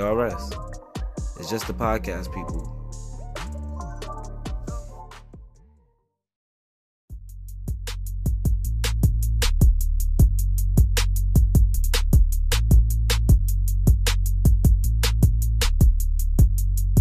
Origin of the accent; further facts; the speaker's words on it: New York, United States; Everybody know I'm from New York